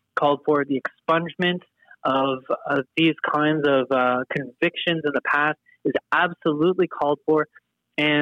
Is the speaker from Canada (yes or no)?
yes; Canada; being Canadian